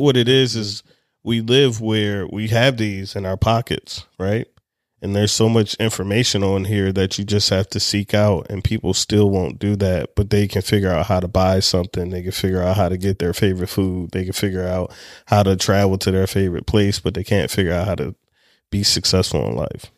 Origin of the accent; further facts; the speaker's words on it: Anne Arundel County, Maryland, United States; I grew up in Anne Arundel County